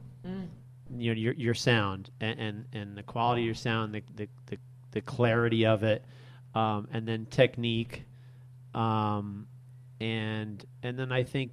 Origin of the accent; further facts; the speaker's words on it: New Jersey, United States; moved away; I grew up a Giants fan because I was from North Jersey.